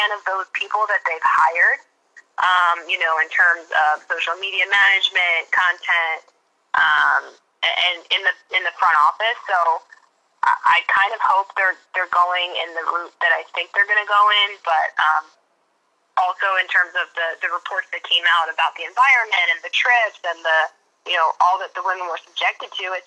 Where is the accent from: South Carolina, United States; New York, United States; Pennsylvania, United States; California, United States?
Pennsylvania, United States; Philadelphia; I'm from Philadelphia